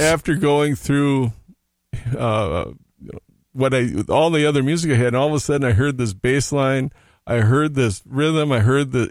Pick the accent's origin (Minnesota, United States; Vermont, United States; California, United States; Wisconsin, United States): Minnesota, United States; Hopkins; also born or lived in Oklahoma; my folks moved back to Minnesota where right after I was born. I was raised in Hopkins